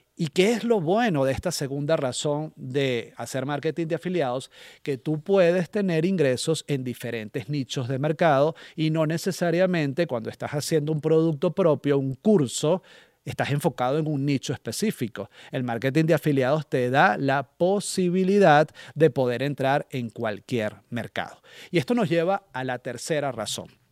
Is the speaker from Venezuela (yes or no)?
yes; Venezuela; moved away; estando en mi país de origen